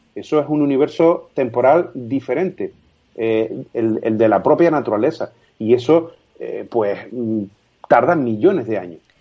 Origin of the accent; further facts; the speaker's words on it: Canary Islands, Spain; Yo soy un ciudadano, un canario más